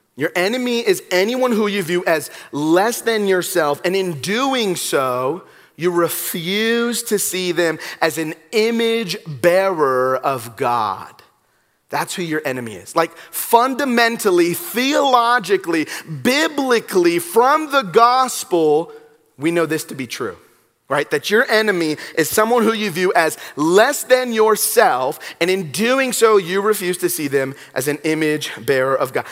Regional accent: Los Angeles, California, United States; I'm from Southern California. I'm from Los Angeles

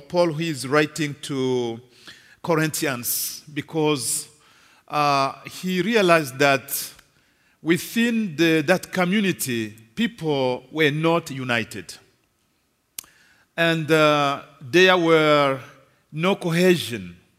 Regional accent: Kinshasa, DR Congo; As my brother Ken said … I come from Congo, Kinshasa, Congo DRC.

